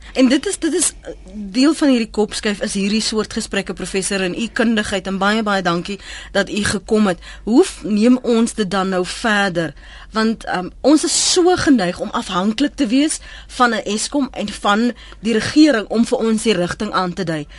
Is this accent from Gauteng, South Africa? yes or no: no; Cape Town, Western Cape, South Africa; in my kinderjare op die Kaapse vlakte